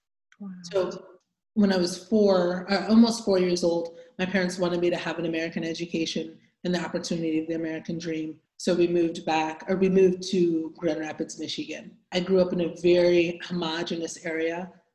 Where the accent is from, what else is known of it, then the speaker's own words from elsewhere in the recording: DR Congo; born there; So my story I was born in the Congo, the Democratic Republic of the Congo, in Central Africa, near the border of Congo and Rwanda.